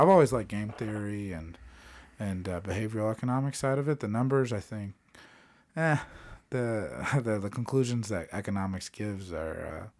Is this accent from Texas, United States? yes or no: no; Phoenix, Arizona, United States; now in Denver, United States; I grew up in Phoenix, Arizona.